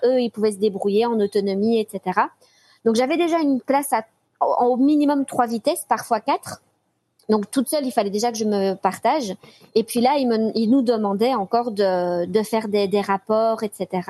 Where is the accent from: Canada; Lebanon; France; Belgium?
Belgium; je suis belge